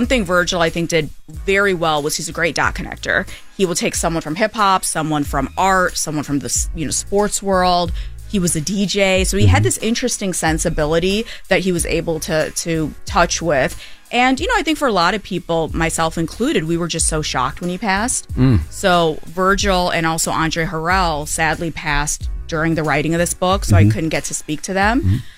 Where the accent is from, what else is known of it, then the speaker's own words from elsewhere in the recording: Kalamazoo, Michigan, United States; But so I grew up in Kalamazoo, Michigan, which outside of Derek Jeter, nobody else knows where that's from because that's where he's from.